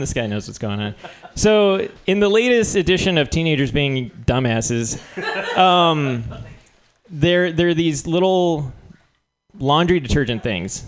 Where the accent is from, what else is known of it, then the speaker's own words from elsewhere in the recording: New Mexico, United States; I'm from New Mexico